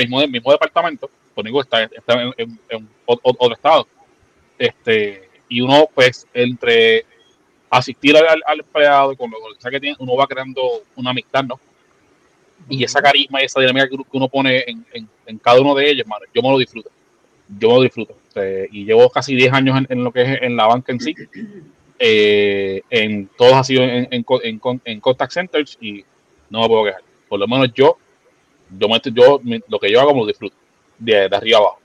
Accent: San Juan, Puerto Rico; soy, nacido y criado en Santurce

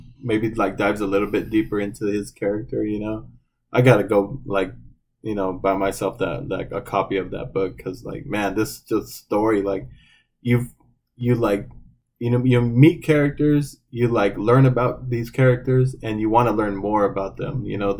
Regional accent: Phoenix, Arizona, United States; I grew up in around the Phoenix area, South Phoenix

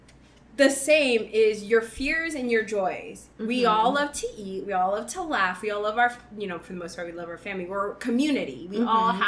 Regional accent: Guam; moved away; growing up in Guam

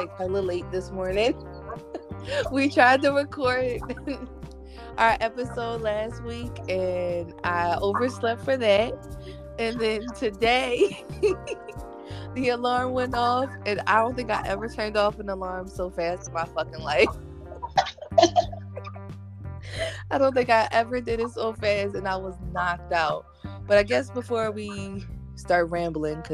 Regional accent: Philadelphia, Pennsylvania, United States; now in West Coast, United States; I am originally from Philadelphia, but I am currently living out on the West Coast

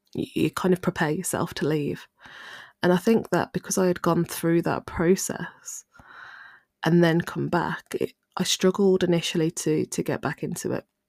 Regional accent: Midlands, United Kingdom; I'm from the Midlands

